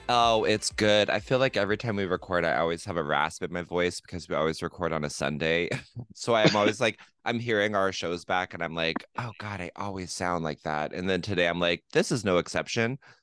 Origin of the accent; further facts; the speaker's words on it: La Grande, Oregon, United States; Le Grand, my hometown where I was born and raised